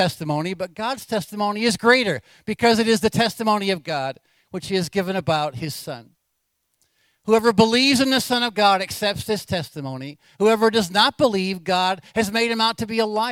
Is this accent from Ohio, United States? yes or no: no; Anchorage, Alaska, United States; I was born in Alaska in Anchorage in 1956. Been part of this church my whole life